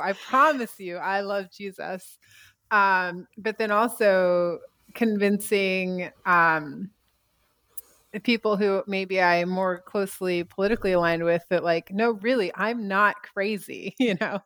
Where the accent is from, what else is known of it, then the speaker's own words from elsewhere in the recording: United States; moved away as an adult; also born or lived in China; I've been back in my home country